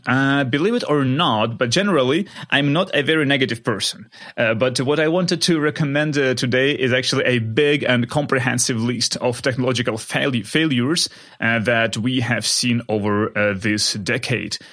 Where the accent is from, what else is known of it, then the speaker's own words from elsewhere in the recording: Kharkiv, Kharkiv Oblast, Ukraine; moved away; spending time in my hometown of Kharkiv in Ukraine